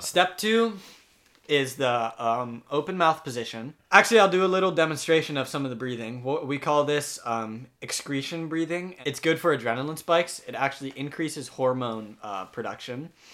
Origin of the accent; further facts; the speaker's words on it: Amsterdam, North Holland, Netherlands; moved away as an adult; also born or lived in United States; I'm from Amsterdam, the Netherlands